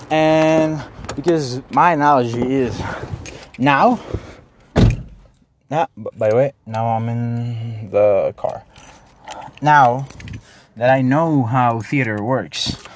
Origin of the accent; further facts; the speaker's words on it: Mexico; English is a second language; I'm from Mexico. I just like to talk in English, okay?